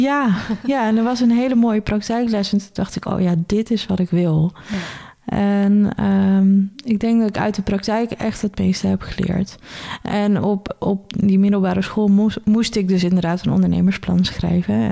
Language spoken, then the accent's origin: Dutch; Benthuizen, South Holland, Netherlands; also born or lived in Zoeterwoude; Ik ben opgegroeid of geboren in Benthuizen